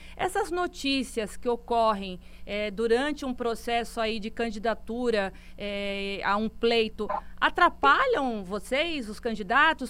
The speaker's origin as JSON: {"language": "Portuguese", "region": "São Paulo", "country": "Brazil", "also_born_or_lived": "Ceará", "moved": "as an adult", "lives_now": "Fortaleza, Brazil", "said": "minha terra, São Paulo. Já tem 15 anos que eu estou longe aí da minha terrinha"}